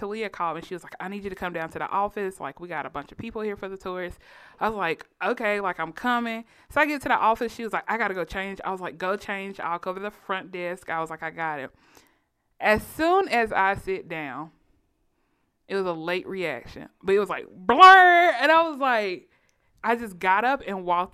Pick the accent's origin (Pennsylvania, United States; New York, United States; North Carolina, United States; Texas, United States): North Carolina, United States; Shelby; I'm from Shelby, North Carolina